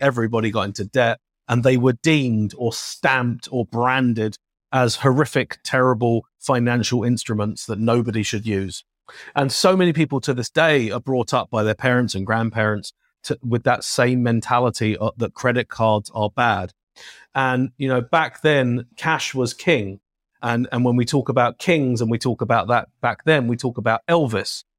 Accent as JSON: {"language": "English", "region": "London", "country": "United Kingdom", "tie": "born or raised there", "accent": "British", "moved": "yes", "lives_now": "United States", "said": "a kid growing up in London"}